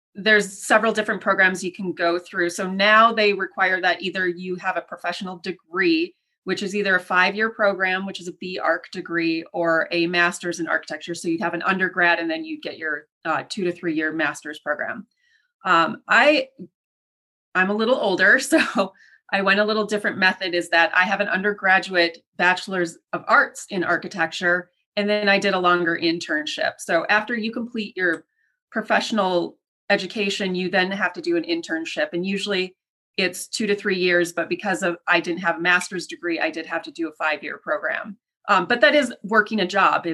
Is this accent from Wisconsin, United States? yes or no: no; Minnesota, United States; now in Chicago, United States; I'm originally from Minnesota